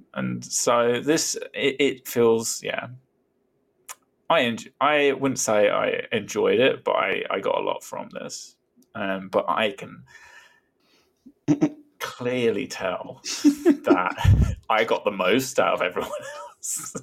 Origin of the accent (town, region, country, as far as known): Brighton, South East England, United Kingdom; born or raised there